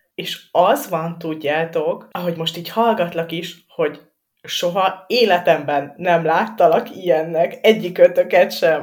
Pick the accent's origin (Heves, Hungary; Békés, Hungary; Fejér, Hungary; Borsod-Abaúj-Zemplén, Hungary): Fejér, Hungary; Dunaújváros; moved away; én Dunaújvárosi vagyok